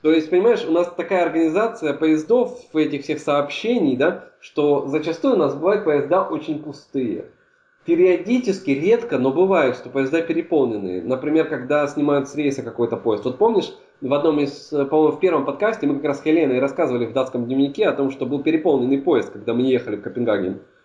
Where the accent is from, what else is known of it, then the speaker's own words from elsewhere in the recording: Dnipropetrovsk Oblast, Ukraine; also born or lived in Kryvyi Rih; now in Germany; я-то живу далековато, это Днепропетровская область, ну, жил раньше